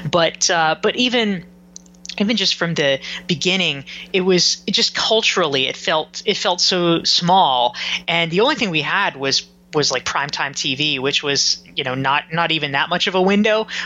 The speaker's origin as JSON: {"language": "English", "town": "Pinehurst", "region": "North Carolina", "country": "United States", "tie": "born or raised there", "said": "I grew up in Pinehurst, North Carolina, which is a very small town uh, south of the Triangle, and uh, it it is known as the golf capital of the world."}